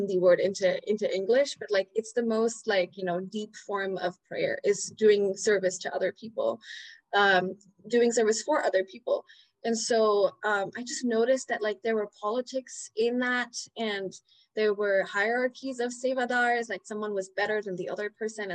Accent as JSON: {"language": "English", "region": "Dubai", "country": "United Arab Emirates", "tie": "born or raised there", "also_born_or_lived": "India", "moved": "yes", "lives_now": "New York, United States", "said": "I was born in India. I was raised in the Middle East in Dubai, and then I moved to New York"}